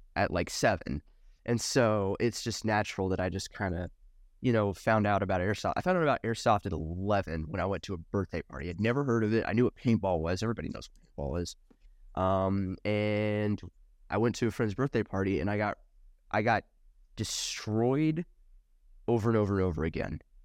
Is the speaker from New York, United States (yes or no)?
no; Nashville, Tennessee, United States; I grew up in backwoods, n, Tennessee, like Nashville area